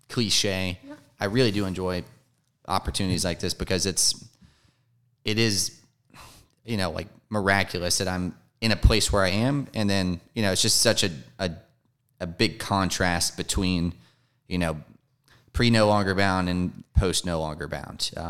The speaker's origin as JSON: {"language": "English", "town": "Marietta", "region": "Georgia", "country": "United States", "tie": "born or raised there", "said": "I'm a Georgia native. I grew up over in Marietta. Uh, if you're familiar with Cobb County or East"}